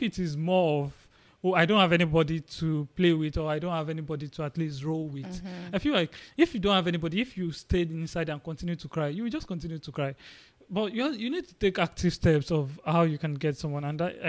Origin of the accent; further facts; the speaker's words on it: Nigeria; I came with another guy from Nigeria.